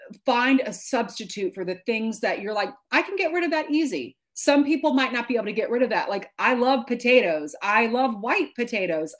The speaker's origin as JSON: {"language": "English", "town": "Baton Rouge", "region": "Louisiana", "country": "United States", "tie": "born or raised there", "moved": "as an adult", "lives_now": "New York, United States", "said": "I grew up in Baton Rouge, Louisiana"}